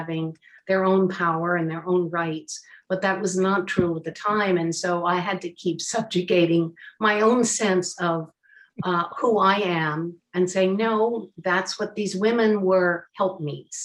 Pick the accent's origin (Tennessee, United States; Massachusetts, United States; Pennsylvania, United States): Pennsylvania, United States; Philadelphia; as a Philadelphian